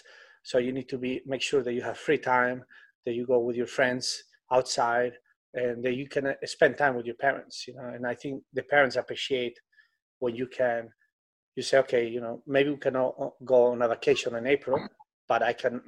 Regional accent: Spain; English is a second language; moved away as an adult; now in United States; When I came to America, I couldn't speak English

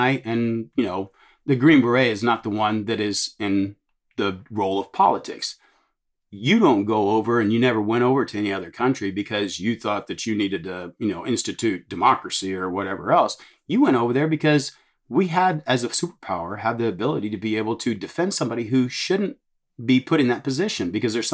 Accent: Texas, United States; I'm from Texas

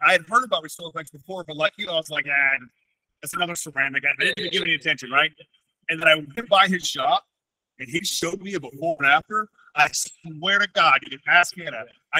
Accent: Lubbock, Texas, United States; moved away; I was in Lubbock. It's my hometown.

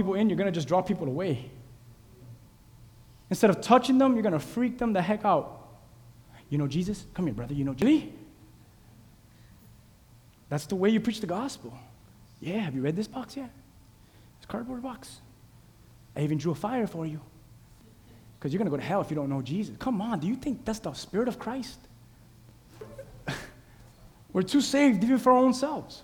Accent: Key West, Florida, United States; My hometown, Key West

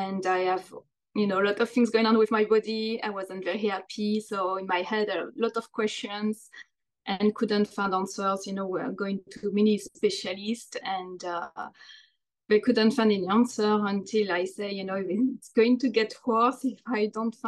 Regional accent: France; moved away as an adult; also born or lived in London, United Kingdom; now in New Jersey, United States; I'm from France. I was born there. I've been living in the United States for the past 19 years now

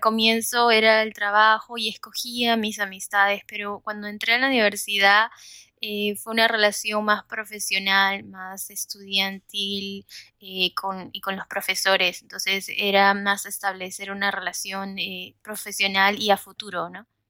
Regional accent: Lima, Peru; moved away as an adult; now in United States; soy peruana y vivo en los Estados Unidos desde ya hace 15 años

